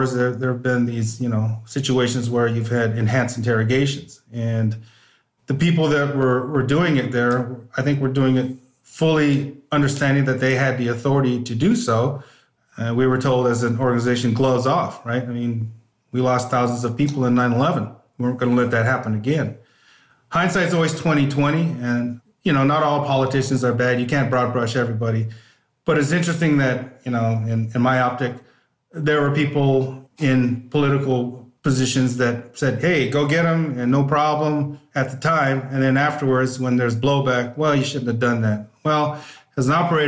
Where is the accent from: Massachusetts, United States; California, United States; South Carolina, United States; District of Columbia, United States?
California, United States; Northern; I grew up in Northern California